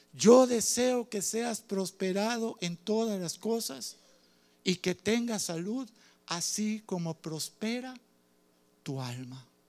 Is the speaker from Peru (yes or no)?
no; Cuba; Soy cubano